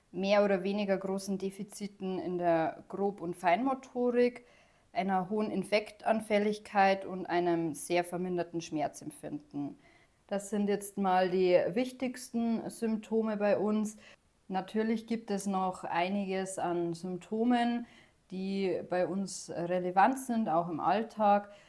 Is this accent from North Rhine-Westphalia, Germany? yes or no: no; Bavaria, Germany; Ich komme aus Oberbayern